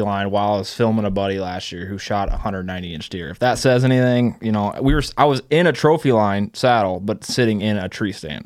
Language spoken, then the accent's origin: English; Iowa, United States; I'm from Iowa.